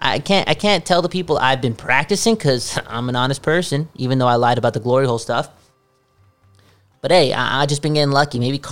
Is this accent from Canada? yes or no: yes; Canada; I'm Canadian.